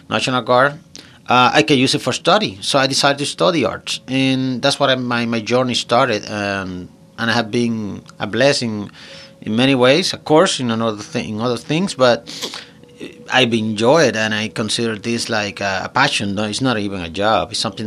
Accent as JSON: {"language": "English", "country": "Puerto Rico", "tie": "born or raised there", "said": "I'm from Puerto Rico, born and raised there"}